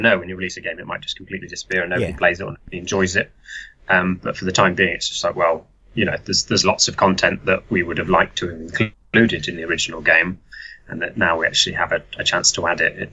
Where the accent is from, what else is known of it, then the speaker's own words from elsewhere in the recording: Telford, West Midlands, United Kingdom; I'm from Telford. Uh, I've always lived there